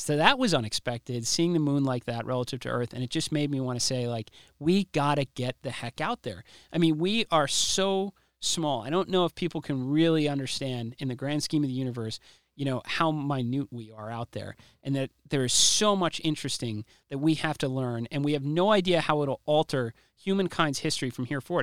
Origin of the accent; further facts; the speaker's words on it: United States; I'm an American